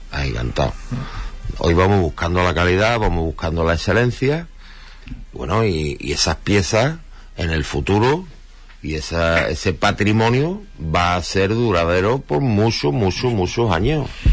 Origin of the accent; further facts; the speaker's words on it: Huelva, Andalusia, Spain; Nosotros como somos tan de Huelva y queremos tanto a Huelva